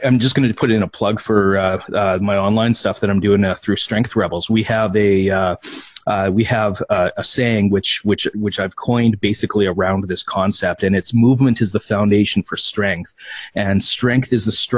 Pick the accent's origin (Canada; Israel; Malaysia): Canada; Saskatchewan; being from Saskatchewan, born and raised and then still living here